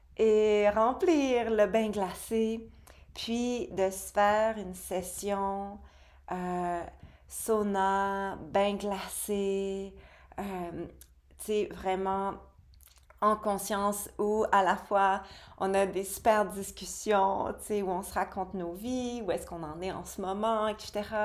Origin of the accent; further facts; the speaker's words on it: Quebec, Canada; ma terre natale, au Québec